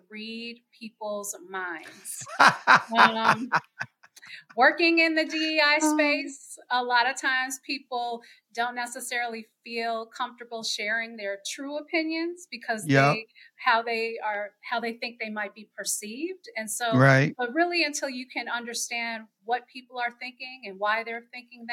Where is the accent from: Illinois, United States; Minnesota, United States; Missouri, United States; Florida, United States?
Illinois, United States; Chicago; I am born and raised in Chicago, Illinois